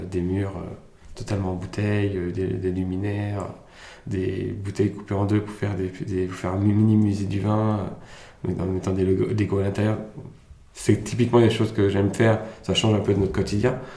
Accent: France; also born or lived in Germany; Je suis arrivé en France en 2003, donc je suis né en Allemagne. Je suis arrivé en France en 2003, directement en CM2.

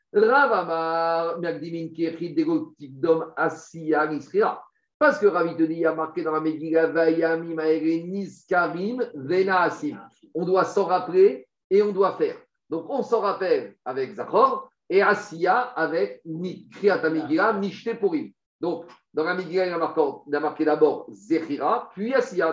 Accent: France; chez nous en France

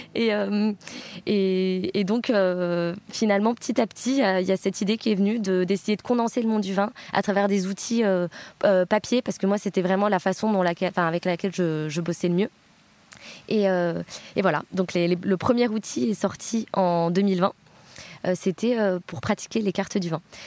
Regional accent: Bordeaux, Nouvelle-Aquitaine, France; also born or lived in Switzerland / Düsseldorf, Germany / Berlin, Germany; je viens de Bordeaux. J'ai grandi à Bordeaux

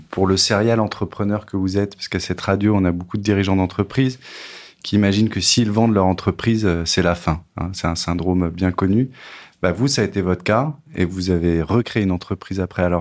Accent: Saint-Étienne, Auvergne-Rhône-Alpes, France; puisque effectivement je suis originaire de Saint-Etienne

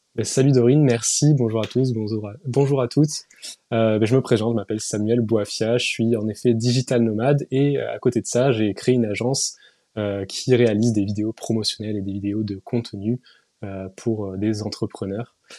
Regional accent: Toulouse, Occitania, France; moved away; also born or lived in Paris; je suis pas de Toulouse, de Paris à la base, je suis de Toulouse

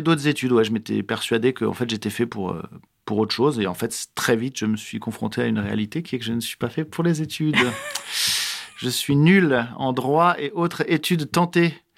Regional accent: Strasbourg, Grand Est, France; also born or lived in Grasse; j'ai grandi ici. Je suis né à Grasse, si tu veux, parce qu'ils sont partis deux ans dans le sud, mais ils sont revenus assez vite en Alsace. Et moi, j'ai grandi euh, et j'ai été élevé ici

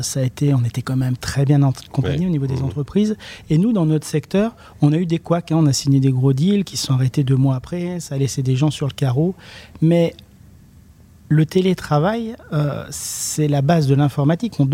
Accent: Le Coteau, Auvergne-Rhône-Alpes, France; born there; now in Brionnais, France; comme je le rappelle, je suis né euh, au Coteau, 42. Euh, ah, bah j'habite dans le 71, dans le Brionnais exactement

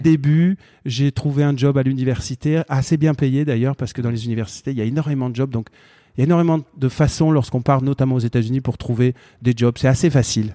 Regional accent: Marseille, Provence-Alpes-Côte d'Azur, France; also born or lived in Fontenay-aux-Roses / Paris suburbs; j'ai grandi à Montolivet

